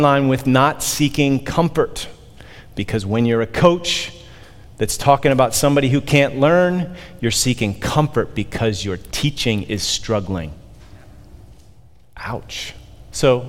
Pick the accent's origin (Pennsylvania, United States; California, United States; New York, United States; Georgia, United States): Pennsylvania, United States; Pittsburgh; moved away; I grew up in Pittsburgh, Steelers Nation